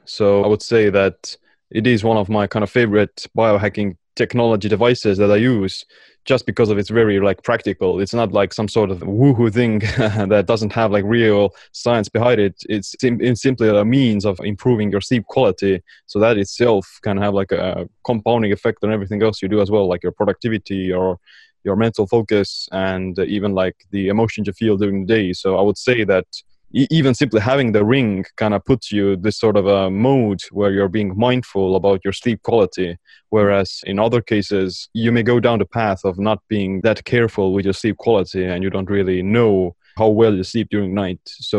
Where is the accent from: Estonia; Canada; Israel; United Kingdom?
Estonia; Yeah, I am from the cold, wintry regions of Estonia, calling in from at the moment.